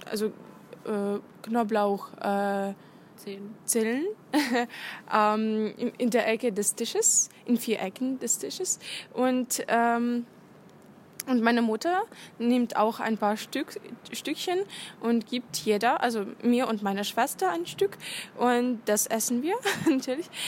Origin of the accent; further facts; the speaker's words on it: Ukraine; ich komme aus der Ukraine und kann ein bisschen über ukrainische Traditionen zum Weihnachten erzählen.